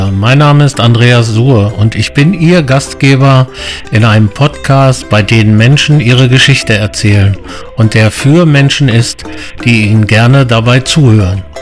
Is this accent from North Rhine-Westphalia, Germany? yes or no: no; Göttingen, Lower Saxony, Germany; Aber geboren bin ich in Göttingen.